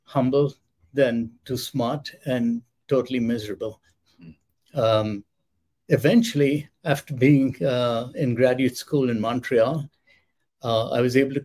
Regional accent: India; moved away; I grew up in India

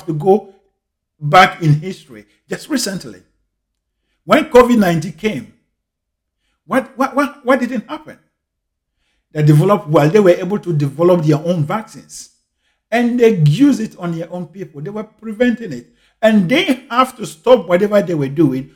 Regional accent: Ghana; I grew up in Ghana in the 80s

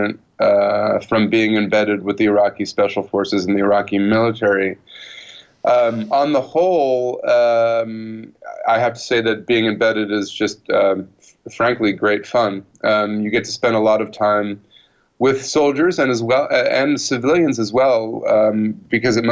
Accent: United States; I was coming from the country that had invaded and occupied Iraq a decade and a half before.

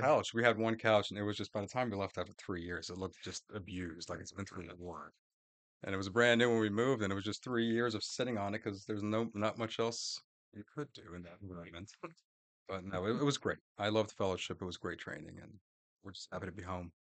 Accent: Orlando, Florida, United States; also born or lived in Gainesville, Florida; now in Jacksonville, United States; I'm a Florida boy. I grew up in Florida, in Orlando

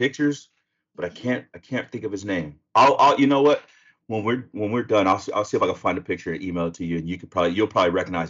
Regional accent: Sacramento, California, United States; I'm from Sacramento.

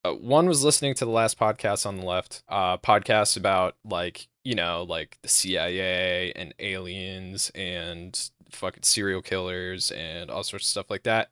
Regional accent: United States; I'm American

